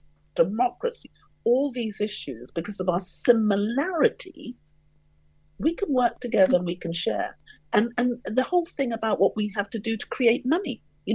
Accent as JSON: {"language": "English", "region": "London", "country": "United Kingdom", "tie": "born or raised there", "said": "I grew up in the East End of London"}